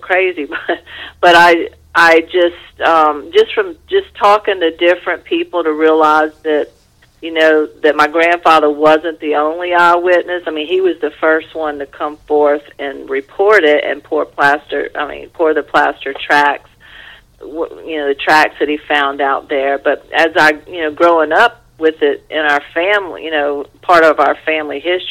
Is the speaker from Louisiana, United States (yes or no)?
yes; Louisiana, United States; moved away as an adult; also born or lived in Los Angeles, United States; I was away from Louisiana and, you know, a few times over the years when I was living in L.A.